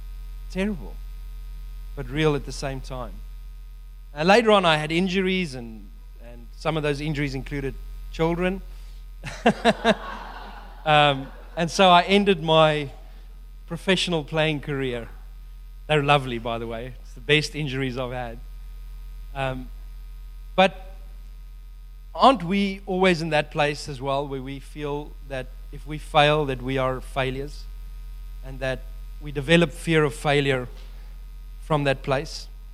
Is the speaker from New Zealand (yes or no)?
yes; New Zealand; And so the World Cup is coming up at the end of the year, and I'm so excited because I'm a Kiwi, can't wait to watch it.